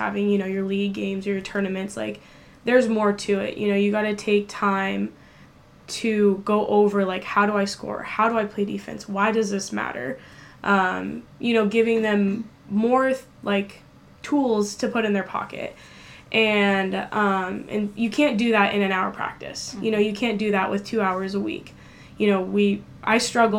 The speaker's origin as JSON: {"language": "English", "area": "Tri-Cities", "region": "Washington", "country": "United States", "tie": "born or raised there", "said": "growing up in the Tri-Cities"}